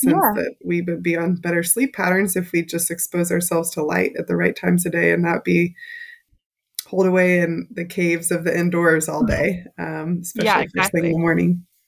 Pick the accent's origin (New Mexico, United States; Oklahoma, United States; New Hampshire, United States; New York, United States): Oklahoma, United States; also born or lived in Texas; now in Indiana, United States; Well, that's where I come from. I grew up in Oklahoma, Texas, and then I've been in Indiana.